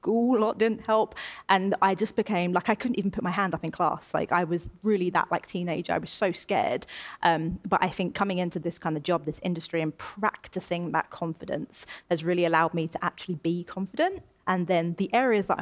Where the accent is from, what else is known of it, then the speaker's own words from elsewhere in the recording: Essex, East of England, United Kingdom; moved away as an adult; now in London, United Kingdom; I'm born and raised in Essex